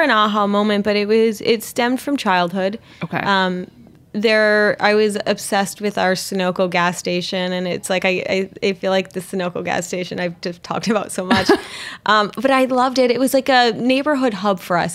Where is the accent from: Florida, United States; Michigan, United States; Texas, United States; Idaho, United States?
Michigan, United States; Pinconning; I grew up in a small town in Michigan, um, Pinconning, Michigan, where it's population I think of twelve hundred